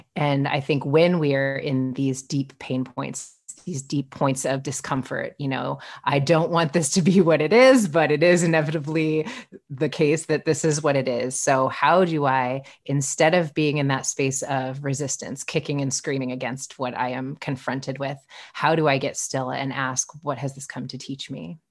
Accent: Midwest, United States; I grew up in the Midwest

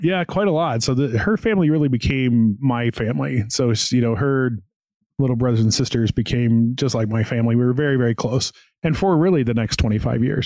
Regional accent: small town outside Knoxville, Tennessee, United States; I'm from a small town in Tennessee outside of Knoxville, Tennessee, and so was born and raised there

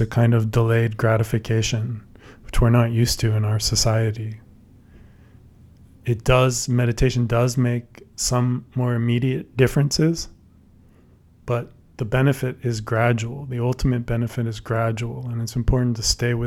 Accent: San Francisco Bay Area, California, United States; I grew up in the San Francisco Bay Area

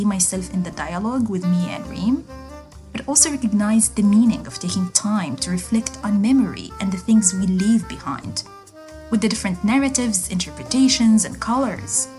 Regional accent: Gaza, Gaza Strip, Palestine; my hometown, Gaza

